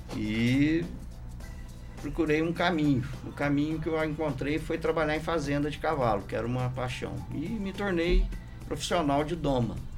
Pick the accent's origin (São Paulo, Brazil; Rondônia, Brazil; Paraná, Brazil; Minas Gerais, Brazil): Minas Gerais, Brazil; Lambari; moved away as an adult; also born or lived in Rio de Janeiro; eu saí do Lambari e, e eu saí daqui querendo voltar